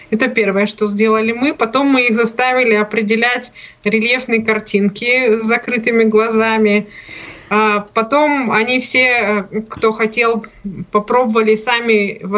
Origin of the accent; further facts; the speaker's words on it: Nizhny Novgorod, Nizhny Novgorod Oblast, Russia; Майя из Казахстана, я из Нижнего